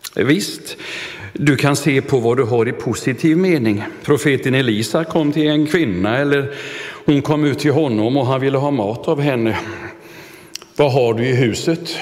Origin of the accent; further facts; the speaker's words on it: Vetlanda, Jönköping County, Sweden; skolföreningen hemma i Vetlanda